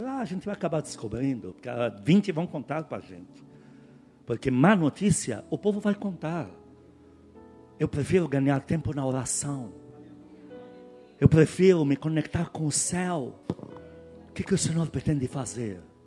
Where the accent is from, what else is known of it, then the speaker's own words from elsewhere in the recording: Tyre, South Governorate, Lebanon; now in Brazil; eu sou de Tiro